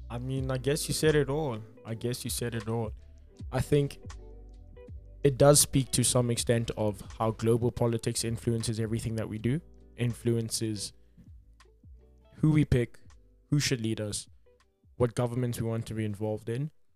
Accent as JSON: {"language": "English", "country": "South Africa"}